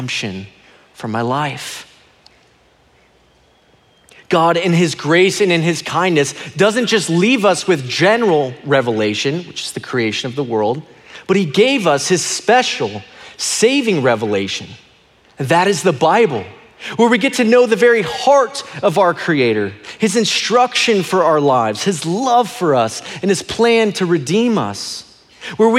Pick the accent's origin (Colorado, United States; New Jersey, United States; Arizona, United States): Arizona, United States; Phoenix; I was born and raised here in Phoenix, Arizona, and I love this state.